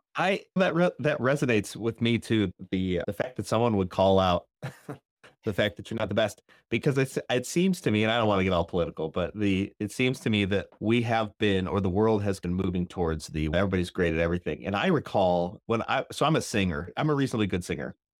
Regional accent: Northern Illinois, United States; I'm from Northern Illinois.

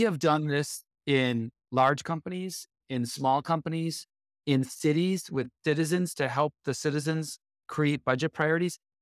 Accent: Buffalo, New York, United States; also born or lived in Detroit, Michigan / Dallas, Texas / Bay Area, California; now in Sunnyvale, United States; I grew up outside of Buffalo, New York

